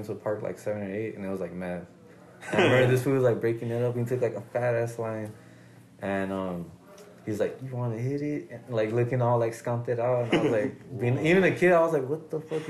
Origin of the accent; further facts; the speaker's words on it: Roosevelt Park, California, United States; I grew up in Roosevelt Park